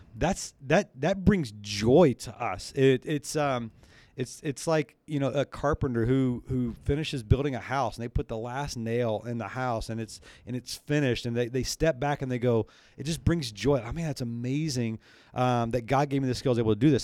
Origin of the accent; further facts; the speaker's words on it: the South, United States; moved away; I grew up in the South